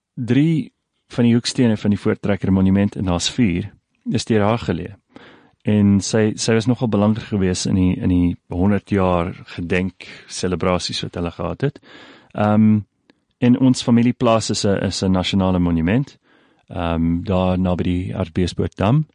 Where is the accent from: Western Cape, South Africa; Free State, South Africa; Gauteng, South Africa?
Gauteng, South Africa; Pretoria; Afrikaans is a second language; also born or lived in KwaZulu-Natal; Ek is in Pretoria gebore. Ek het daar die meeste van my lewe deurgebring.